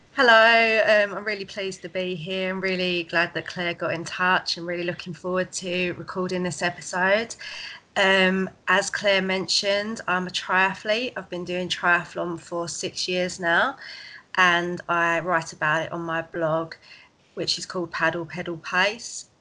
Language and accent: English; Essex, East of England, United Kingdom